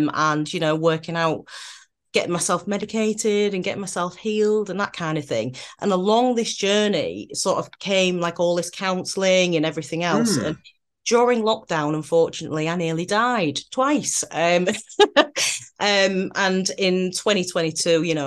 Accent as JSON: {"language": "English", "region": "Yorkshire and the Humber", "country": "United Kingdom", "also_born_or_lived": "London", "moved": "as an adult", "lives_now": "Manchester, United Kingdom", "said": "originally I'm a Yorkshire girl and then I moved over to London to go to drama school."}